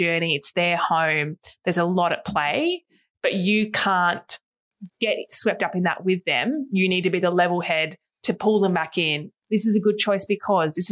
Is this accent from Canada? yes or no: no; Hobart, Tasmania, Australia; now in Melbourne, Australia; we grew up in Tassie. We're from Tassie.